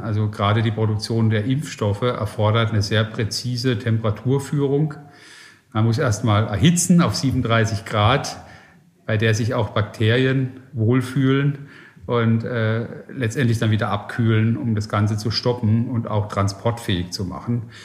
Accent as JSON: {"language": "German", "country": "Germany", "also_born_or_lived": "Silicon Valley, United States", "said": "Geografisch bin ich jetzt gerade ein bisschen auf dem Deutschland-Trip und probiere auch in meiner Heimat Innovation nach vorne zu bringen"}